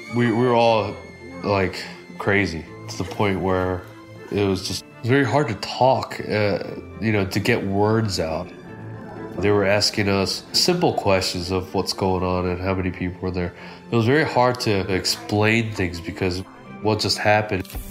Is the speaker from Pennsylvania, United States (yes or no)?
yes; North Wales, Pennsylvania, United States; Growing up in North Wales is just like any other suburban area